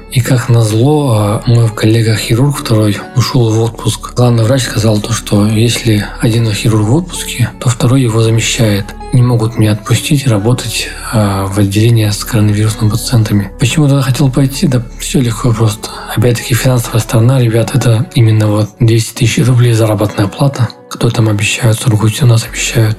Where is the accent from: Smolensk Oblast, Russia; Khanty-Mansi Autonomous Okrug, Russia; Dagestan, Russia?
Dagestan, Russia; moved away; на море поеду, в Дагестан. В родные края поеду